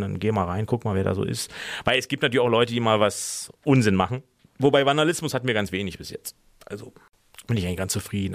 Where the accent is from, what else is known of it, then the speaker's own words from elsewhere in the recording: Berlin, Germany; now in Mainz, Germany; ich bin ja Berliner